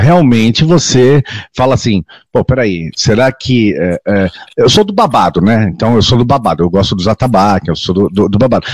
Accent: Santos, São Paulo, Brazil; eu sou da cidade, minha cidade natal é Santos, é, no estado de São Paulo, litoral

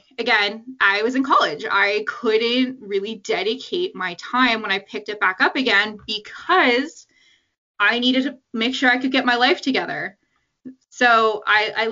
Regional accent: Canada; I'm from Canada. I've always lived in Canada

